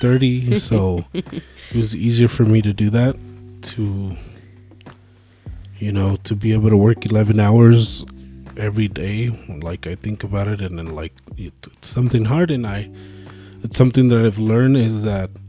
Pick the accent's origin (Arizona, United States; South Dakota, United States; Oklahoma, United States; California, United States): Arizona, United States; Phoenix; moved away as an adult; now in Albuquerque, United States; I grew up in Phoenix